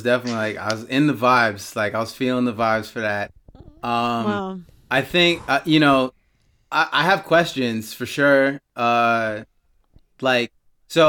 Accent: Baltimore, Maryland, United States; I grew up in Baltimore, because that's where their headquarters were since 89

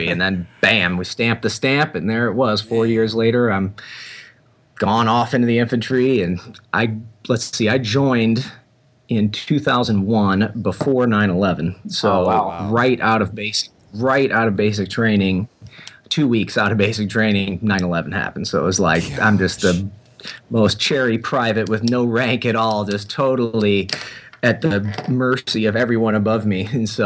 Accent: St. Louis, Missouri, United States; I grew up in St. Louis, born and raised St. Louis, Missouri

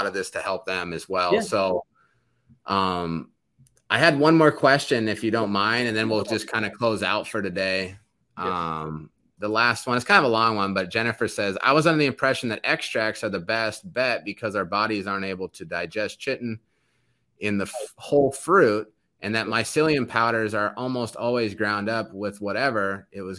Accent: Yuba City, California, United States; moved away; I'm from the northern area, like Sacramento, near San Francisco. Yeah. I was in the foothills. The foothills, like Yuba City, Loma Rica area. That's where I grew up.

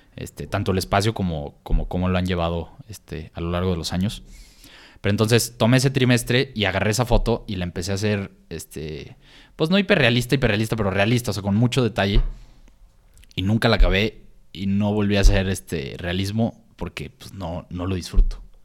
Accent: San Luis Potosí, Mexico; moved away; also born or lived in Guadalajara; nosotros viniendo de San Luis, que no, la cultura apenas está creciendo en San Luis

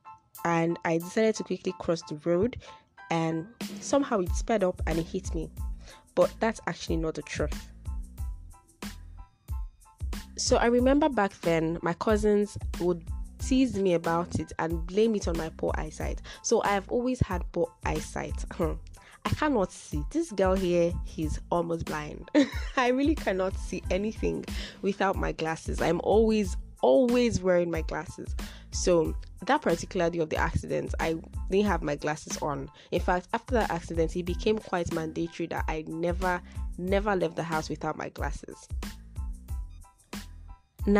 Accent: Nigeria; I'm a Yoruba girl

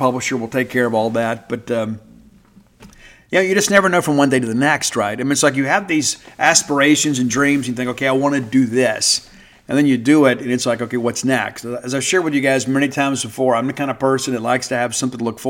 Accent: South Mississippi, United States; moved away as an adult; also born or lived in Baton Rouge, Louisiana / Lafayette, Louisiana / Natchitoches, Louisiana; now in North Mississippi, United States; while I'm in North Mississippi now, I grew up in South Mississippi, and I wear that like a badge of honor.

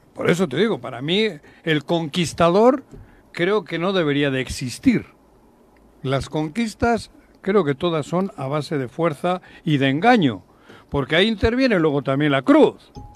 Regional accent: Basque Country, Spain; now in Morelos, Mexico; yo nací allí, yo soy del País Vasco, de nacimiento

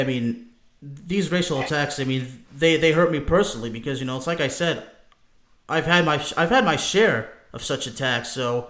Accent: France; born there; I was born in France to immigrants.

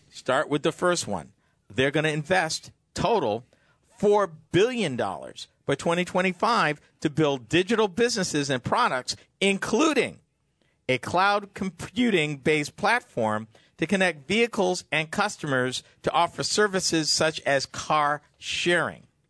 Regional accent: Massachusetts, United States; my home state of Massachusetts

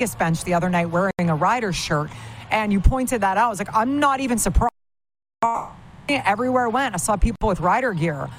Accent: Saskatchewan, Canada; Growing up in Saskatchewan

